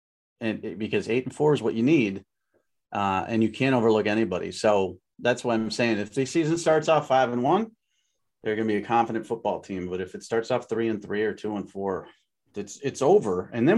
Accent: Miami, Florida, United States; it's November and it's cold and I'm from Miami, right?

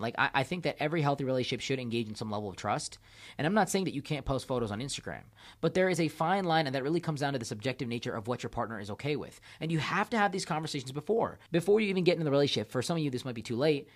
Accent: India; my country, I'm from India

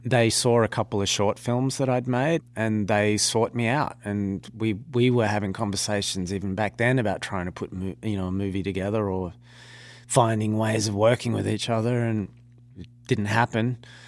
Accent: Australia; being an Australian

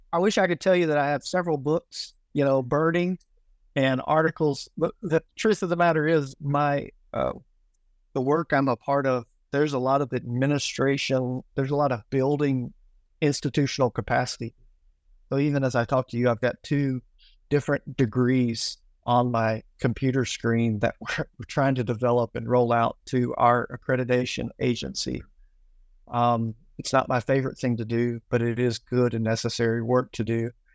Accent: Tennessee, United States; moved away as an adult; now in Accra, Ghana; I grew up in Tennessee

